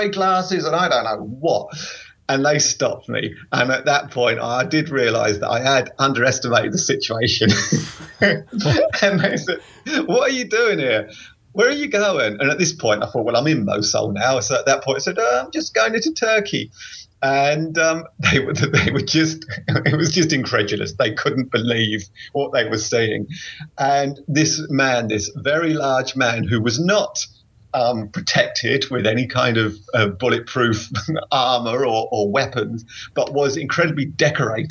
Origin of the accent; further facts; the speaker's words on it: England, United Kingdom; England, from England